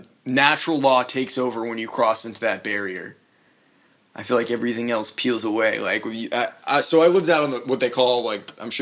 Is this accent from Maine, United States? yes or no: yes; Brunswick, Maine, United States; also born or lived in Miami / Louisville, Colorado; now in Nashville, United States; Brunswick, Maine.